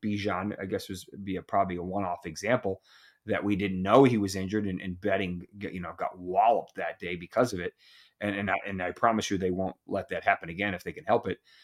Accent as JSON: {"language": "English", "region": "Massachusetts", "country": "United States", "tie": "born or raised there", "said": "I grew up in Massachusetts, where hockey is pretty prevalent"}